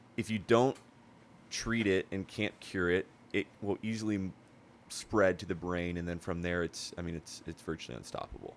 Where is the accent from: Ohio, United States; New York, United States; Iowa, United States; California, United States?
California, United States; Huntington Beach; born and raised in Huntington Beach, never lived anywhere else